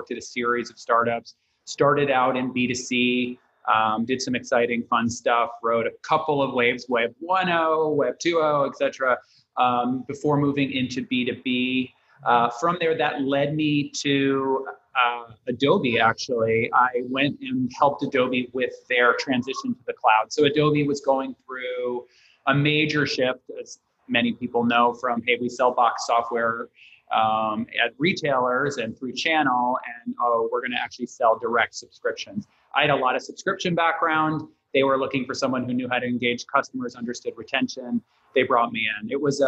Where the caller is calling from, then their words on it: San Francisco, California, United States; Very sunny, San Francisco. We don't always get sun, so I'm going to enjoy the brief moment before the fog rolls in.